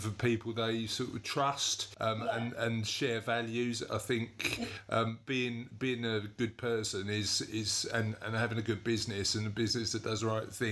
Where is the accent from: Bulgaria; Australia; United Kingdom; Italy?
United Kingdom; London; accent: Cockney; my Cockney accent